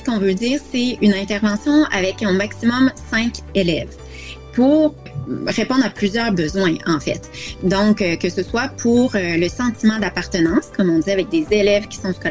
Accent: Quebec, Canada; j'ai grandi au Québec, donc j'ai fait ma scolarité dans le système scolaire québécois.

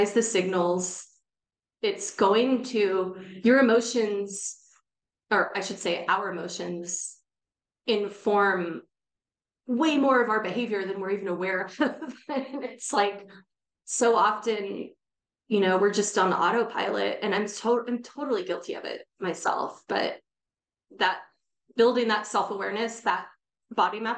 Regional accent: Bay Area, California, United States; I was born and raised in the Bay Area

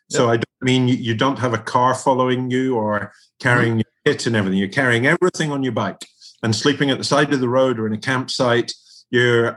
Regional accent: Scotland, United Kingdom; I'm from Scotland.

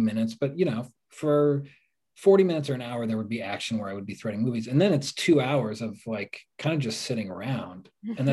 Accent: Portland, Oregon, United States; I grew up in the Northwest, so we really had... The Mariners were the closest that I had to a home team living in Portland

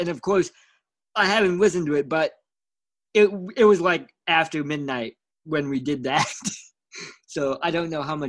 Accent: West Coast, United States; now in Midwest, United States; I do miss that growing up on the West Coast.

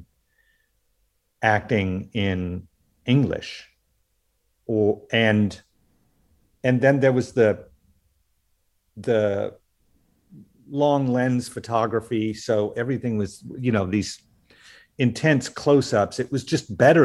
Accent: Oklahoma, United States; I grew up in the Southwest in Oklahoma.

